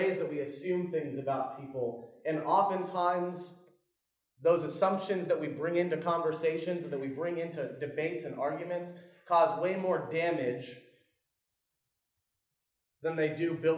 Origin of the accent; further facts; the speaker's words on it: Orlando, Florida, United States; now in South Carolina, United States; I'm from Orlando, but I live in South Carolina